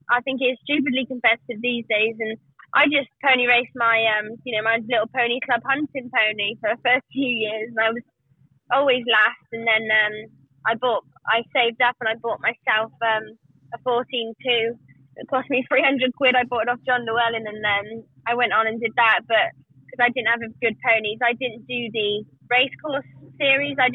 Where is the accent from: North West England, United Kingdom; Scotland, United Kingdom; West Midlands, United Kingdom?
West Midlands, United Kingdom; Herefordshire; I'm from Herefordshire. I've just been brought up around horses and ponies all my life, really.